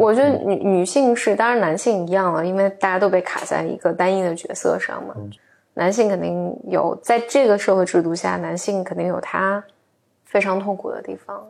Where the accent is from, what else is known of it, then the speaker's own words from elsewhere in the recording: China; 我在三线城市城市长大嘛